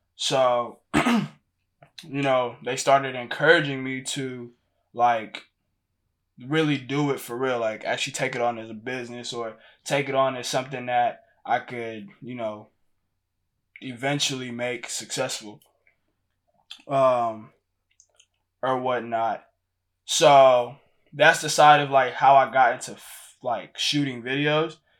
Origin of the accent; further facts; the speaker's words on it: Houston, Texas, United States; moved away as an adult; also born or lived in Lagos, Nigeria; now in Ohio, United States; I'm from Houston, Texas. I was born in Lagos, Nigeria